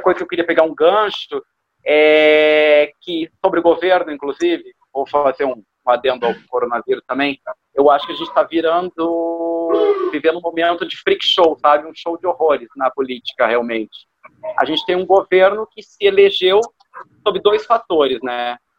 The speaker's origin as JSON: {"language": "Portuguese", "country": "Brazil", "also_born_or_lived": "Rio de Janeiro", "said": "eu sou brasileiro com muito orgulho"}